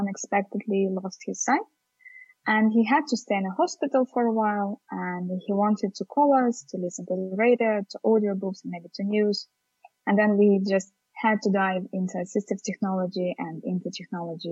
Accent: Estonia; Also from Estonia

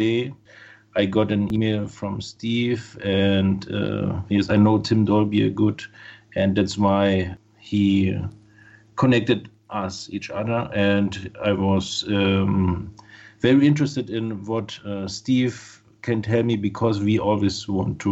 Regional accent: Germany; I am from Germany, and we are located in Dresden.

